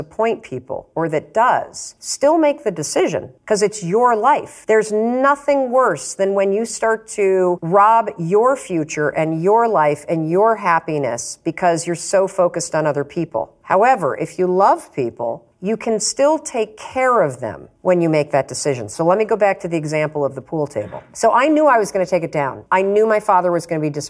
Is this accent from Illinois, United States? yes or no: no; Muskegon, Michigan, United States; moved away as an adult; now in Boston, United States; I grew up in Muskegon, Michigan, where Brunswick was founded